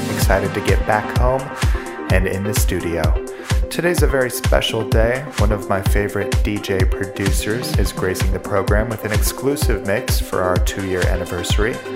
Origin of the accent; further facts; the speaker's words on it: Los Angeles, California, United States; in my hometown of Los Angeles